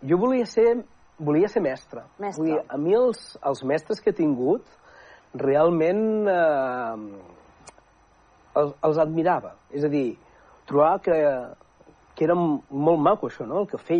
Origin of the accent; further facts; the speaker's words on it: Manresa, Catalonia, Spain; Jo sóc d'Escudines soc d'Escudines, i és un barri, doncs, eh, clar, jo vaig estudiar allà mateix, no?, a, a l'Escola Omsi de Prat, mm -hmm. vivia ben bé al costat, i, bueno, eh, era un barri que llavors no, no, no hi havia tantes cases